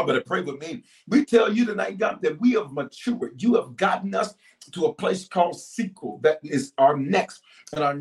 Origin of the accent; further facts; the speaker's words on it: the South, United States; growing up in the South